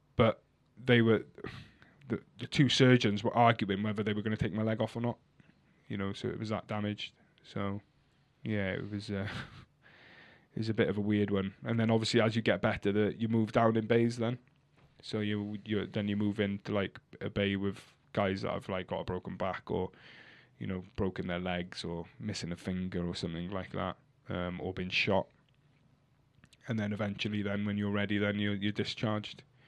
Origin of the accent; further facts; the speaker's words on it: Cardigan, Wales, United Kingdom; they called me a Cardi 'cause I'm from Cardigan